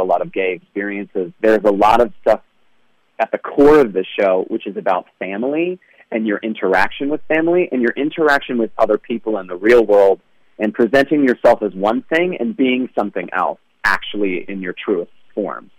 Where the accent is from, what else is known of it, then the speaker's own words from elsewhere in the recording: New York, United States; we're all from New York, my family